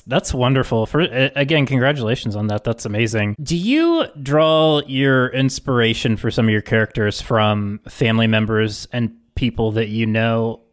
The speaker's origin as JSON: {"language": "English", "region": "West Virginia", "country": "United States", "also_born_or_lived": "Nashville", "moved": "as an adult", "said": "I'm from West Virginia, and I, I moved away"}